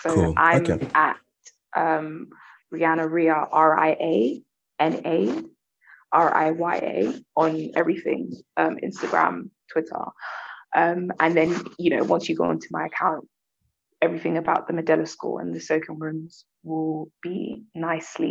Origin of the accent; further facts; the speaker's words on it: London, United Kingdom; I come from Southwest London